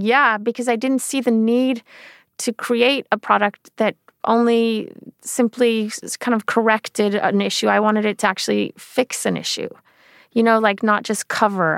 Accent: Sweden; moved away; I grew up in Sweden

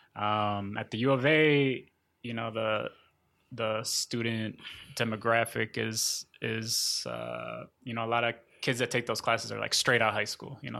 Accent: Minnesota, United States; moved away as an adult; also born or lived in Florida / Sonora, Mexico / Syracuse, New York / Arizona; Minnesota, which is where my family moved when I was eight

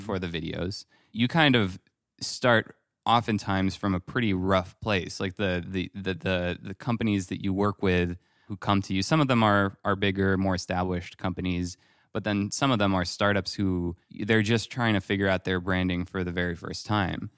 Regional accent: France; moved away; growing up in France

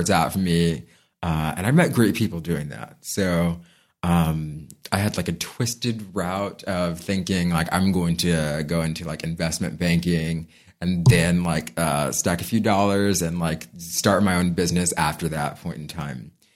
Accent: San Diego, California, United States; I'm born and raised in San Diego

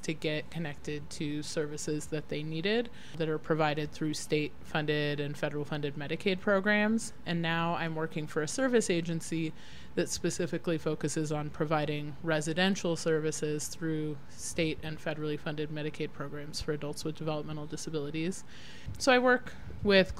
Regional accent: Denver, Colorado, United States; also born or lived in upstate New York / Aurora, Colorado; I was born at Rose Hospital and grew up in West Denver, and then lived in Colorado most of my life

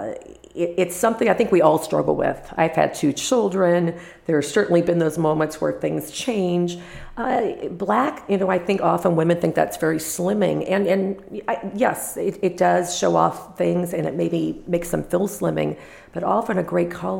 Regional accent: Los Angeles, California, United States; born or raised there; moved away

